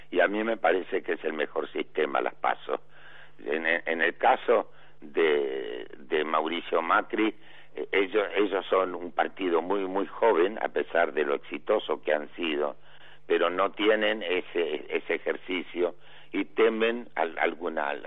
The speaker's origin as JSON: {"language": "Spanish", "town": "Avellaneda", "region": "Buenos Aires Province", "country": "Argentina", "tie": "born or raised there", "said": "yo fui diputado por la provincia de Buenos Aires porque nací en el Doc Sur partido de Avellaneda"}